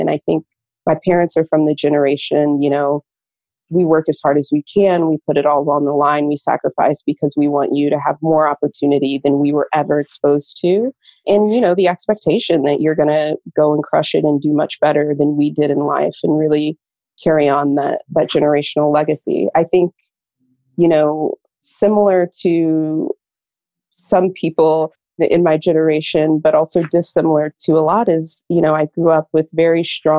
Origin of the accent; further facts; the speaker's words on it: St. Louis, Missouri, United States; moved away as an adult; now in New York, United States; So I tell people that I grew up in St. Louis. So I'm a Midwesterner, moved to New York with my now husband, then boyfriend about 10 years ago.